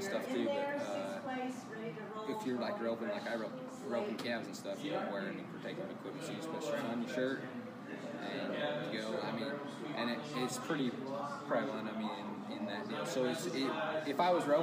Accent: Kaysville, Utah, United States; also born or lived in Florida / Oklahoma; I'm from Kaysville, Utah. I've been there pretty much my whole life.

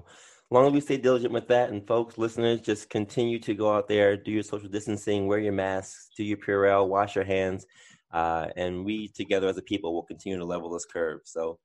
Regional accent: New York City, New York, United States; I'm from Harlem.

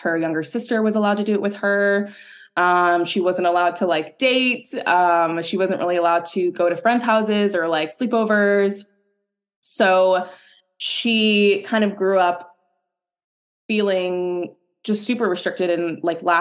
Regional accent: New York City, New York, United States; born and raised in New York City, much like myself

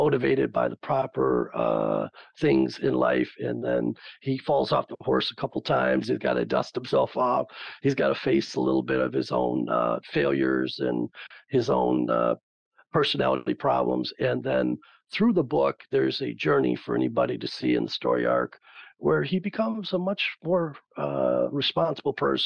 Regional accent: West Michigan, United States; I was born here in West Michigan, to a very interested and talented family

